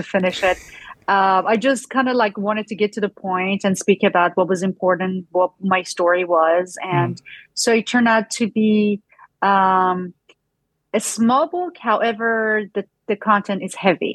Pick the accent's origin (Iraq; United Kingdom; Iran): Iran; English is a second language; moved away as an adult; now in United States; my journey growing up in Iran